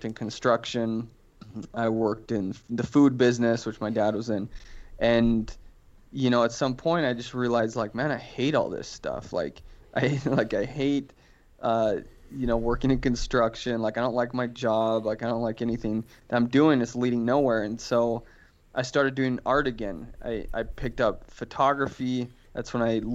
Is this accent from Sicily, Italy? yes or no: no; Florence, Tuscany, Italy; now in Utah, United States; I was born in Florence, Italy